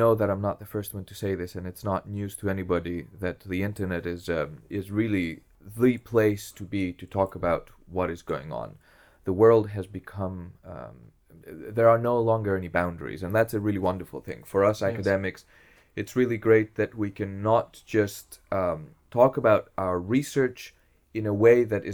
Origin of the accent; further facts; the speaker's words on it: Greece; English is a second language; moved away as an adult; also born or lived in Essex, England / Berkeley, California; now in Groningen, Netherlands; I was born in Greece. I lived there all my... I went to school and high school there.